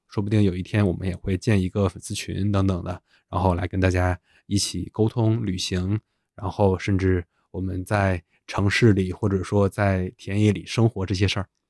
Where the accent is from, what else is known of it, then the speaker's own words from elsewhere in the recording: China; 作为一个中国人